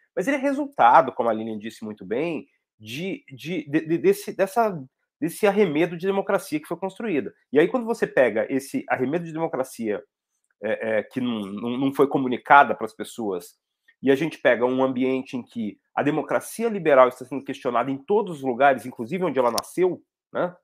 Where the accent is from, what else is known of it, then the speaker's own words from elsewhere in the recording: São Paulo, Brazil; Eu tô, eu tô aqui em São Paulo, tô em Sapopemba, tô onde eu cresci, a casa da minha mãe